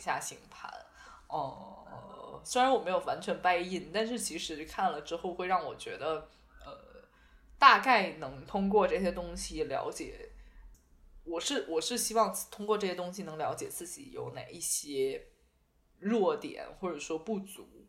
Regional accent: Beijing, China; 我是北京人，我就只会北京麻将

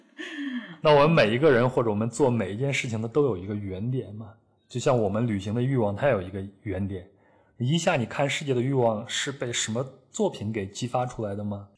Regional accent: Henan, China; 小时候生活在河南山区的小孩子

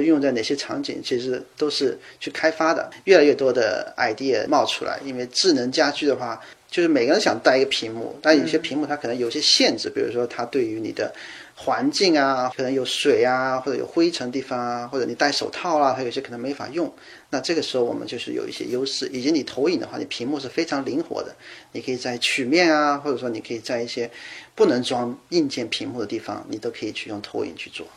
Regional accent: China; moved away as an adult; also born or lived in Germany; now in Seattle, United States; 我作为一个中国人

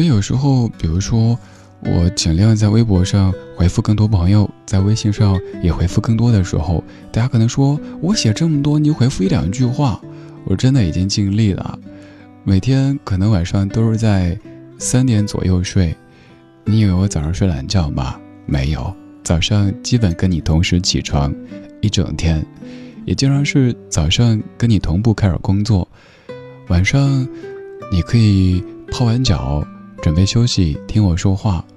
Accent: Chengdu, Sichuan, China; 在我家乡成都

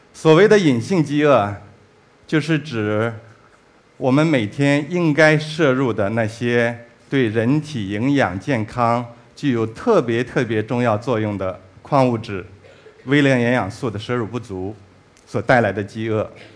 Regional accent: China; 我们中国人

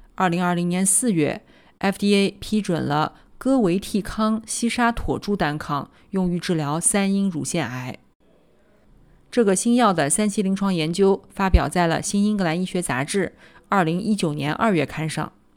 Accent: Nanjing, Jiangsu, China; 我来自南京，读完博士，在三甲医院的心脏科干了七年

